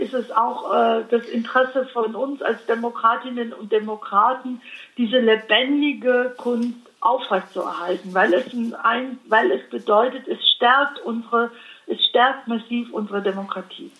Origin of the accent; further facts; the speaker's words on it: Allgäu, Bavaria, Germany; Ich komme aus dem Allgäu